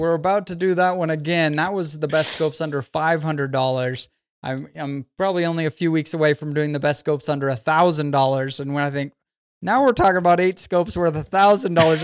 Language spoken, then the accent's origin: English; Idaho, United States; now in St. George, United States; I'm from Idaho, but I live in southern Utah now